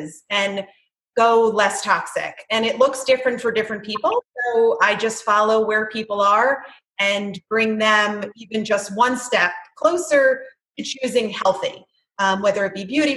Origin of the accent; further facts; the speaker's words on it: New Jersey, United States; moved away as an adult; now in Chapel Hill, United States; I was born and raised in New Jersey, and we relocated to Chapel Hill, North Carolina